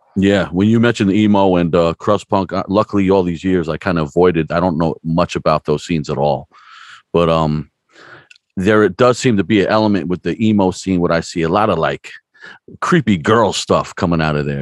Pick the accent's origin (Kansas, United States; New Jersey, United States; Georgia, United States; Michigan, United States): New Jersey, United States; now in Stroudsburg, United States; I'm actually from New Jersey myself, but I moved out here as a young guy